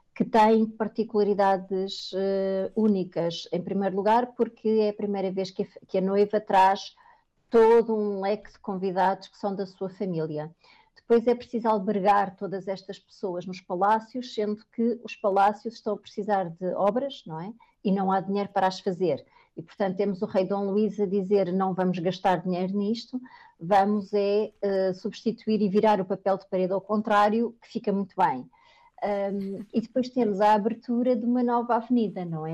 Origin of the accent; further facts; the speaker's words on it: Lisbon, Portugal; sou alfacinha, portanto, lisboeta de gema